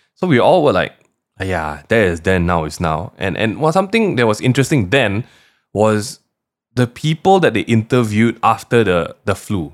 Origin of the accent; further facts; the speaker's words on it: Malaysia; as a Malaysian